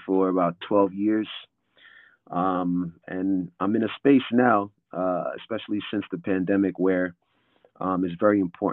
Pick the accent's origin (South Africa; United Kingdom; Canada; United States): United States; New York City, New York; I'm from New York, basketball town, Brooklyn, New York in particular.